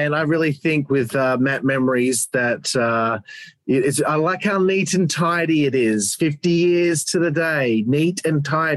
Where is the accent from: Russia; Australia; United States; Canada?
Australia; I'm Australian